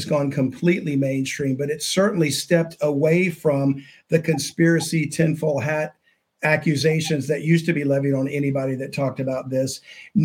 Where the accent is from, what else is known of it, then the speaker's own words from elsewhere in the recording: the South, United States; I'm from the South